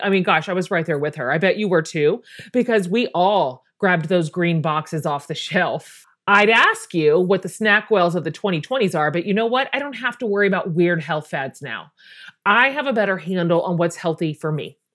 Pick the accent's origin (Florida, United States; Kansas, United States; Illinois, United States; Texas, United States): Kansas, United States; Wichita; But you and I are both Kansas girls. I grew up in Wichita